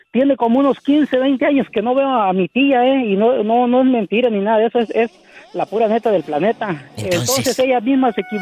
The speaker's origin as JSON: {"language": "Spanish", "region": "Michoacán", "country": "Mexico", "tie": "born or raised there", "moved": "yes", "lives_now": "Kansas, United States", "said": "allá en mi rancho, allá en mi pueblo, en Purechucho, Michoacán."}